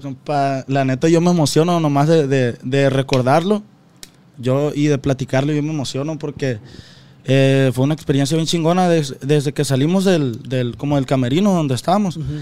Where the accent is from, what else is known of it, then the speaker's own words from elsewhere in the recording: Guasave, Sinaloa, Mexico; somos de Guasave